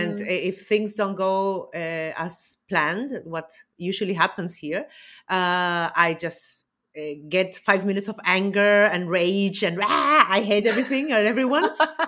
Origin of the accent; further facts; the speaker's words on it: Chile; I come from Chile.